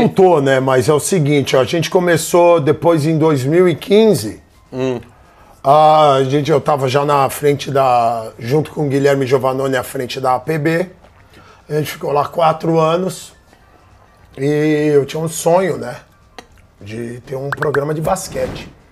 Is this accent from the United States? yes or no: yes; United States; now in Brazil; eu fui criado nos Estados Unidos